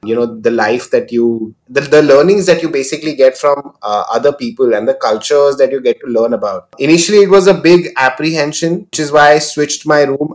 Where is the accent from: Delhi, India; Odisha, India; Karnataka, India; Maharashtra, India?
Maharashtra, India; Mumbai; also born or lived in Nagpur; I've been born and brought up in Mumbai. So I've, I've pretty much been a, a Mumbai kid.